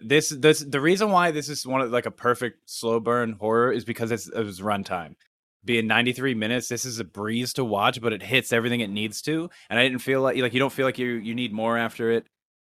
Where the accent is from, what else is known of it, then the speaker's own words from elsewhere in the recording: Pennsylvania, United States; And also shot in Pennsylvania, which is also cool because we're from Pennsylvania.